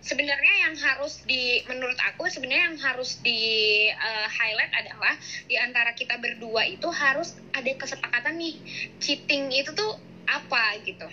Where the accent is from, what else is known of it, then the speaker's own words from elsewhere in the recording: Brebes, Central Java, Indonesia; kotaku di Brebes